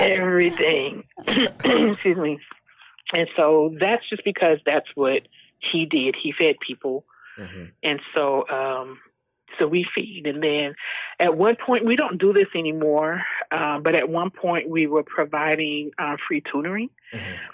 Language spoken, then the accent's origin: English; Texas, United States; moved away as an adult; also born or lived in Skyway, Washington; now in Puyallup, United States; We are originally from Texas